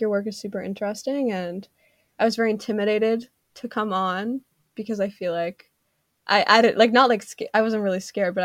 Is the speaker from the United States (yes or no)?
no; Canada; I'm Canadian